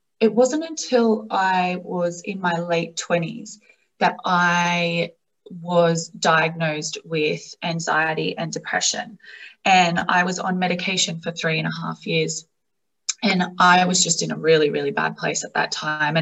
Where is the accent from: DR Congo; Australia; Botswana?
Australia; accent: Australian; I am obviously from Australia. You would hear that from my accent